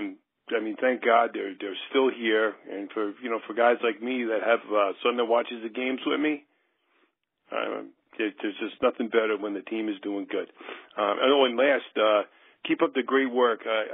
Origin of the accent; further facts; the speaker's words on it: New Jersey, United States; I'm from New Jersey